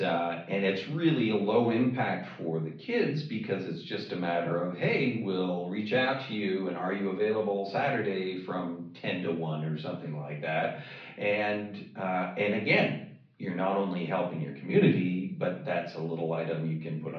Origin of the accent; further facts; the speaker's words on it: Toronto, Ontario, Canada; now in Los Angeles, United States; So I hail from Toronto, Canada. That's